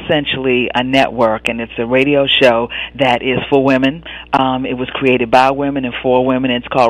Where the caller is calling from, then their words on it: Washington, District of Columbia, United States; I'm calling in from Washington, D.C.